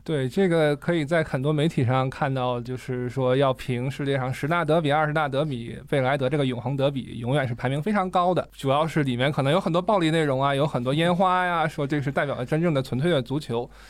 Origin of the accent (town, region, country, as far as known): China